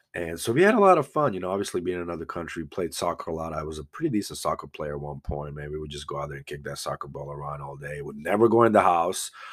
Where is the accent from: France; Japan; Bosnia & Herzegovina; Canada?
Bosnia & Herzegovina; Banja Luka, Republika Srpska; moved away; also born or lived in Croatia; I'm from Banja Luka, uh, it was former Yugoslavia